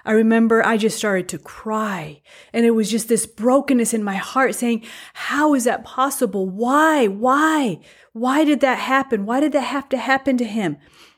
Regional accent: Mexico; first language Spanish; English is a second language; So I was born in Mexico. I have a Mexican citizenship, even though I don't look very Mexican or I don't have Mexican blood flowing through my veins. My first culture, my first language, everything was Spanish, Mexican.

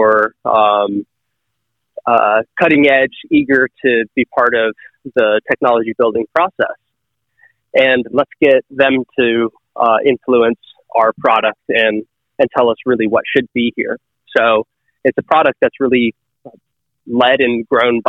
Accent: Northern Michigan, United States; moved away; I'm from Northern Michigan originally

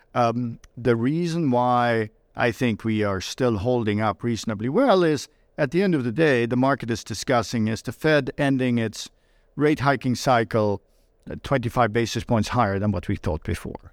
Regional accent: Sweden; moved away; I was born and raised in Sweden

